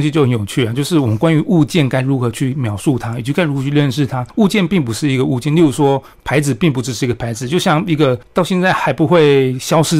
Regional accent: Chiayi, Taiwan; 然后大家问我都会说啊，你们你家住离阿里山很近啊？没有，这错误概念。家住嘉义不会离阿里山很近

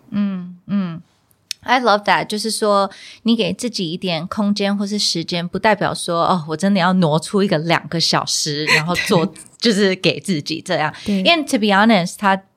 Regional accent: United States; moved away; 小时候就是在美国出生长大

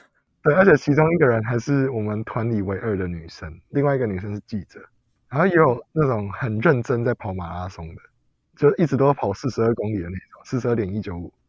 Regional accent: Taiwan; 我们台湾当兵大概是怎样啊？四个月。

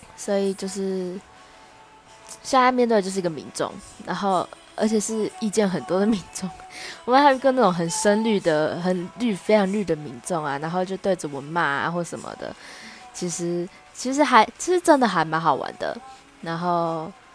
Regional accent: Taichung, Taiwan; moved away as an adult; now in Taipei, Taiwan; 那因为我是台中人，然后我户籍在台中

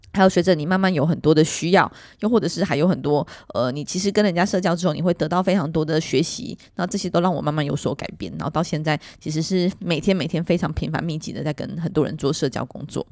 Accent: Miaoli County, Taiwan; 我是苗栗人

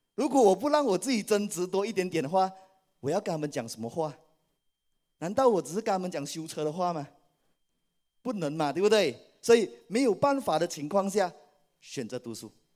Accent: Malaysia; 我来自马来西亚，是爱多美的皇冠大师以及皇冠领袖俱乐部成员

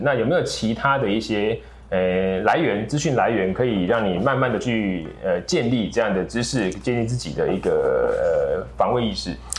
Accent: Taiwan; 我们台湾这边

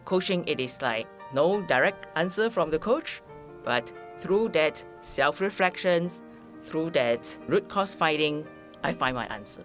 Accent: Malaysia; now in Taiwan; I'm a Malaysian

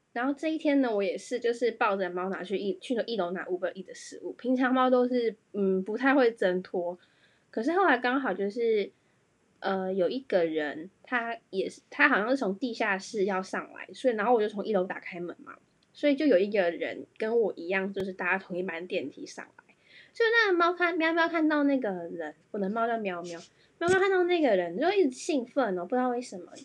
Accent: Taiwan; 我要来讲一下身为台湾人非常困扰的事情

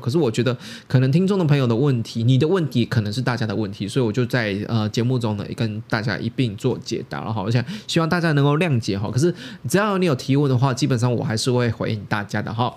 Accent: Taiwan; 也是我们台湾人去挖宝家拍的

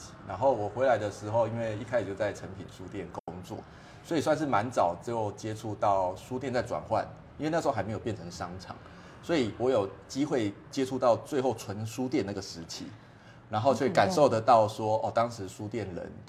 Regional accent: Pingtung City, Pingtung County, Taiwan; now in Kaohsiung, Taiwan; 我是屏东长大的孩子，所以我的心情一直都是保持着一个乡下人进城市的心态

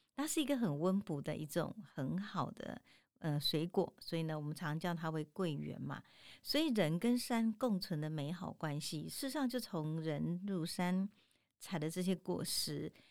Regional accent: Tainan, Taiwan; 咱台南人有一个吼，就是那个饼吼

